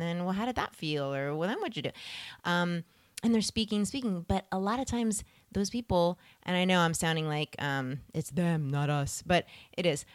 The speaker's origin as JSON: {"language": "English", "town": "Philadelphia", "region": "Pennsylvania", "country": "United States", "tie": "born or raised there", "moved": "yes", "said": "I was born in Pennsylvania"}